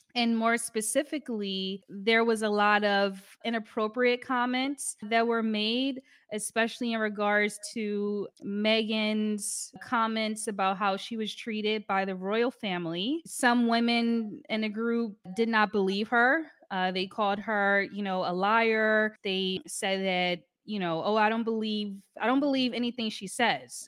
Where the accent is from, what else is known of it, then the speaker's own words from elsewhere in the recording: Philadelphia, Pennsylvania, United States; moved away as an adult; now in Paris, France; I'm from, uh, Philly